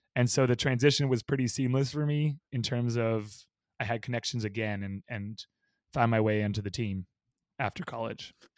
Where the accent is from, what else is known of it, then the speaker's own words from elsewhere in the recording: Bay Area, California, United States; moved away as an adult; now in San Diego, United States; I grew up in the Bay Area